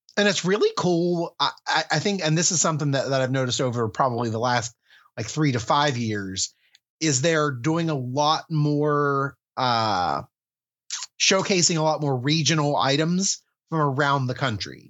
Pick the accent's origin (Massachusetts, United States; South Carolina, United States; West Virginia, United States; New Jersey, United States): West Virginia, United States; my home state of West Virginia